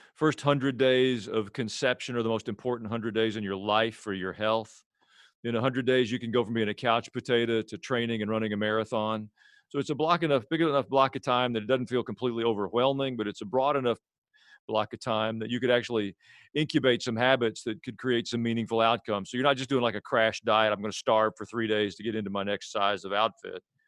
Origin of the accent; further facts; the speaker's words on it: Murfreesboro, Tennessee, United States; also born or lived in Jerusalem, Israel; I'm a pastor from Murfreesboro, Tennessee.